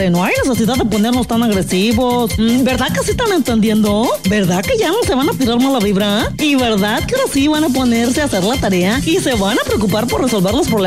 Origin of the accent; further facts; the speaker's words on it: San Luis Potosí, Mexico; Y todos los que somos potosinos, podamos resolver los problemas de inseguridad